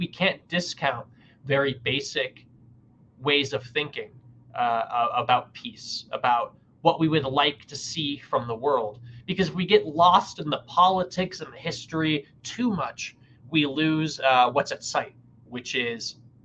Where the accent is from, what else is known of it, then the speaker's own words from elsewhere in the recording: United States; as an American